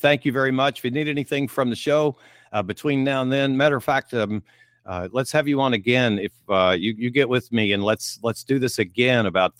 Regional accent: Owensboro, Kentucky, United States; Growing up in Owensboro, Kentucky

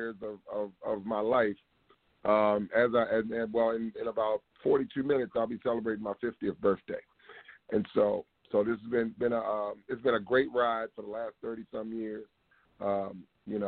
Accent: Baltimore, Maryland, United States; I grew up in Baltimore

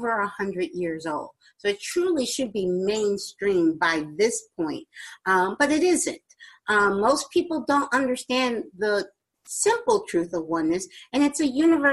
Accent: New Jersey, United States; Jersey, my home state

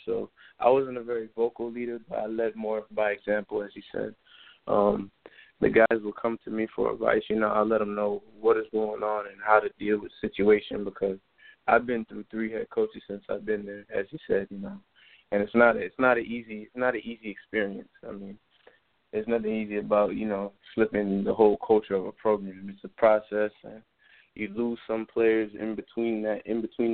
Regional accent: Miami, Florida, United States; growing up in Miami

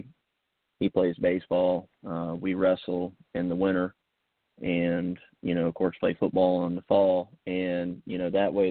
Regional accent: Somerville, United States; I grew up in Somerville, you know, I've always been around the Stratoma Club

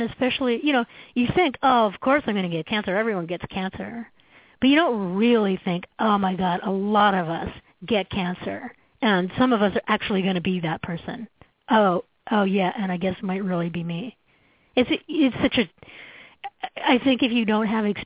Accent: Canada; moved away as an adult; now in United States; as a Canadian, I came down to the States in the 1990s

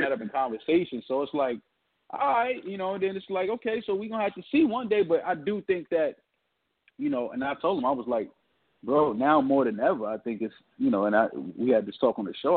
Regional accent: New York City, New York, United States; growing up in New York City

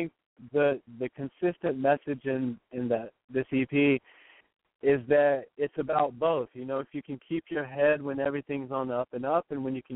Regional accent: Nashville, Tennessee, United States; I grew up in Nashville, you know, it's a little more conservative

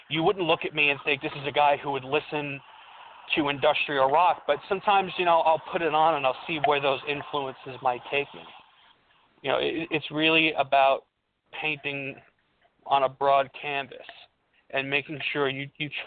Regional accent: Colombia; born there; Uh, you know, I'm also raised in an Italian American house, even though I was born in Colombia. So I listen to Latin music.

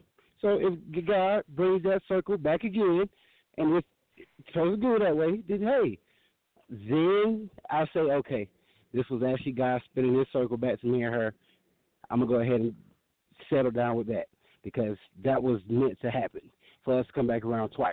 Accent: Georgia, United States; also born or lived in Pittsburgh; now in Denver, United States; I have been living in three states since I've been dealing with y'all. I'm from Georgia, Pittsburgh, and now Denver.

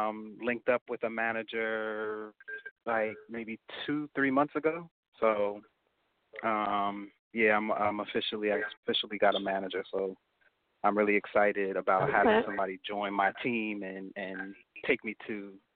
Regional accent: New Jersey, United States; Nah. I'm from Jersey. I'm here.

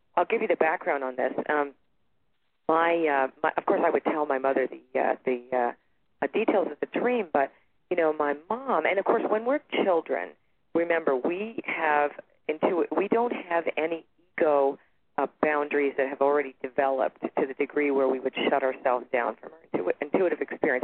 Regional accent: Toronto, Ontario, Canada; now in Sedona, United States; I'm originally from Toronto, Canada, and I live in Sedona, Arizona right now.

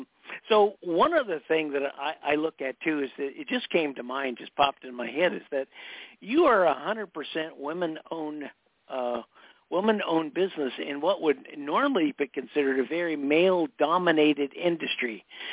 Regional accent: East Coast, United States; but I grew up on the East Coast and the South.

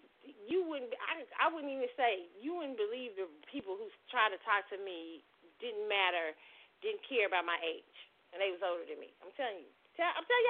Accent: Kansas City, United States; me growing up in Kansas City

